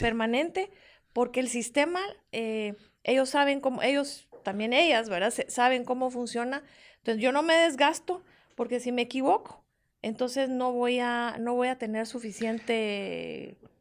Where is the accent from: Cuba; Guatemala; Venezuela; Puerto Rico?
Guatemala; como guatemalteca